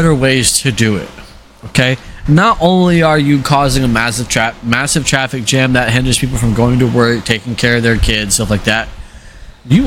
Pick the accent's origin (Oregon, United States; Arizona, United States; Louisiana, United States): Arizona, United States; I grew up in Arizona.